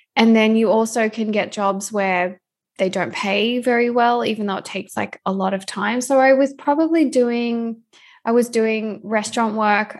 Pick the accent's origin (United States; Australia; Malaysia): Australia; now in Vancouver, Canada; I'm an Australian currently living in Vancouver, Canada